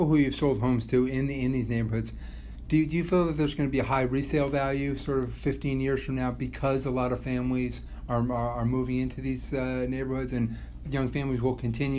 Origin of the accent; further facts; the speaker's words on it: Rye, New York, United States; when I was growing up in Rye